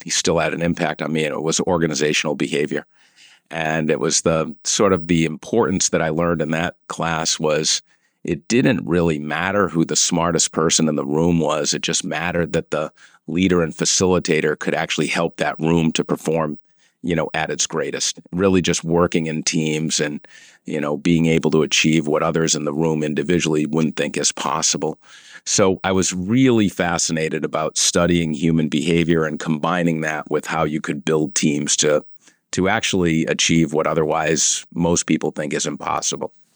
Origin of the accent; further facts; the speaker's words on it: Cumberland, Rhode Island, United States; also born or lived in Providence, Rhode Island; I was born and raised in Rhode Island, uh, born in Providence and, uh, raised in a small little suburb outside of, uh, uh, Providence, Cumberland, Rhode Island